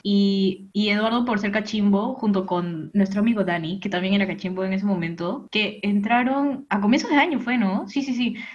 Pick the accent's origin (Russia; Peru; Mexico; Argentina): Peru; soy peruana.